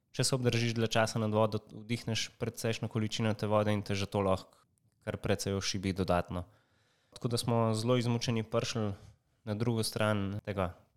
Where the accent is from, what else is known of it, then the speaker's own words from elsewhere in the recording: Slovenia; smo iz Slovenije